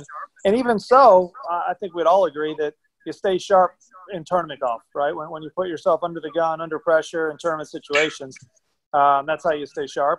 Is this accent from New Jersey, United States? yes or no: no; Jacksonville, Florida, United States; they live here in my hometown of Jacksonville.